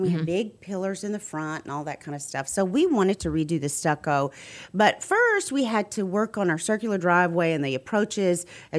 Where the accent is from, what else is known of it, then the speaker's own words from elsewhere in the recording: Dallas, Texas, United States; also born or lived in Carrollton, Texas; I'm from Dallas.